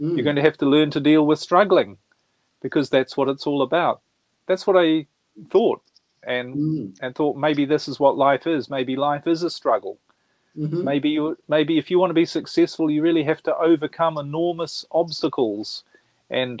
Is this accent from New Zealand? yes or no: yes; New Zealand; moved away as an adult; now in Europe; I was brought up in New Zealand. I'm born in New Zealand, brought up there, and spent most of my life there. I live in Europe now